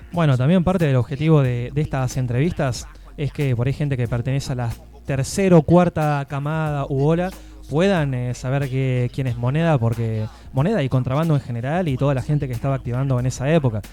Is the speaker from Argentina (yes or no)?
yes; Tres Arroyos, Buenos Aires Province, Argentina; now in Tandil, Argentina; siendo de Tres Arroyos